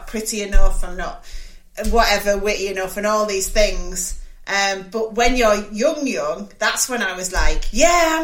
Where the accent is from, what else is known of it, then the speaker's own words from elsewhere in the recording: Middlesbrough, North East England, United Kingdom; I grew up in Middlesbrough